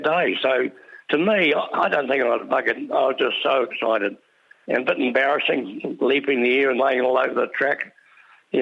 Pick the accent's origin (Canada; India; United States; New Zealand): New Zealand; being a Kiwi